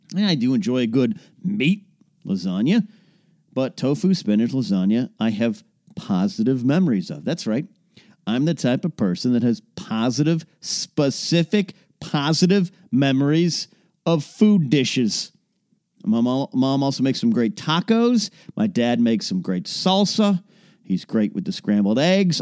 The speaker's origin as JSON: {"language": "English", "town": "Pismo Beach", "region": "California", "country": "United States", "tie": "born or raised there", "said": "near Pismo Beach, California, my hometown, uh, hometown area"}